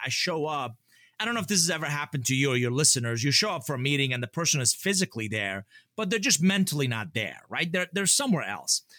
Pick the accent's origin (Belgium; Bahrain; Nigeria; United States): United States; Atlanta, Georgia; English is a second language; also born or lived in Iran; I grew up here in Atlanta